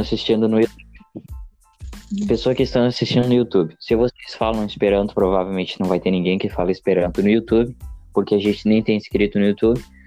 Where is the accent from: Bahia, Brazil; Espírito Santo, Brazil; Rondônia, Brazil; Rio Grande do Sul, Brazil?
Rio Grande do Sul, Brazil